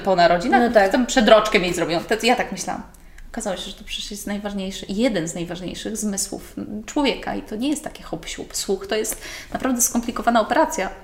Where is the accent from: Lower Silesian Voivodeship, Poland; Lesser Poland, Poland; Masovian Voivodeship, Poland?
Masovian Voivodeship, Poland; Garwolin; ja jestem, w ogóle pochodzę z Garwolina, więc dojeżdżałam przez całą